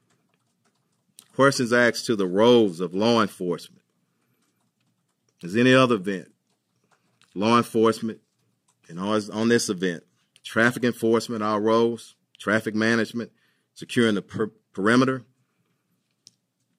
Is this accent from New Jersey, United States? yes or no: no; Houston, Texas, United States; I was born and raised in here in Houston.